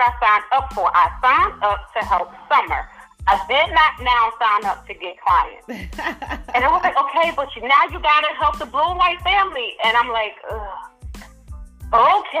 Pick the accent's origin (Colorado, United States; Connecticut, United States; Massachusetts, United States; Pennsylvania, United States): Pennsylvania, United States; Philadelphia; I'm from North Philadelphia